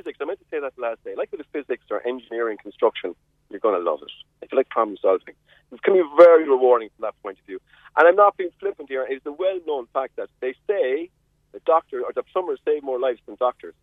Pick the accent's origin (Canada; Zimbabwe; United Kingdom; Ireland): Ireland; Carrigaline, Munster; now in West Cork, Ireland; I grew up in Carrigaline